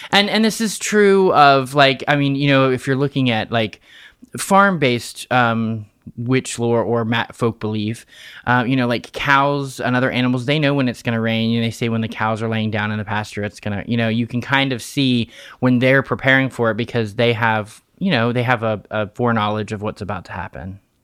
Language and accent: English; Fairmont, West Virginia, United States; I was born and raised in Fairmont, West Virginia